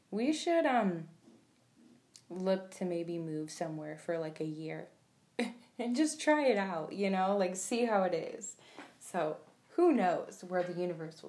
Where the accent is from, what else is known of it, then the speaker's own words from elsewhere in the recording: Phoenix, Arizona, United States; also born or lived in Toledo, Ohio; I live in Phoenix, Arizona. I was born in Toledo, Ohio, but my mom moved me here when I was about 7. And yeah, I've just been here ever since